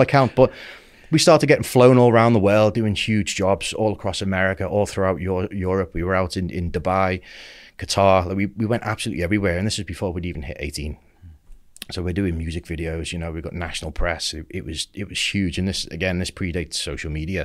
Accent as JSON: {"language": "English", "area": "Merseyside", "region": "North West England", "country": "United Kingdom", "tie": "born or raised there", "said": "I grew up in Merseyside"}